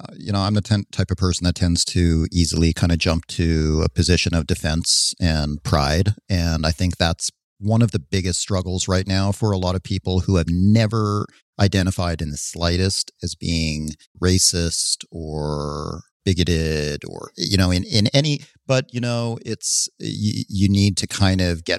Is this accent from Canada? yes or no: yes; Canada; now in United States; No, I'm not. I'm still a Canadian citizen, even though I've spent most of my life.